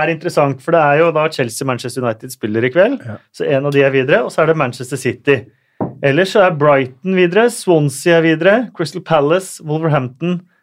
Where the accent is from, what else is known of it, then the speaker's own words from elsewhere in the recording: Norway; er eh, født og oppvokst i Norge og norske foreldre, har følt oss norske hele livet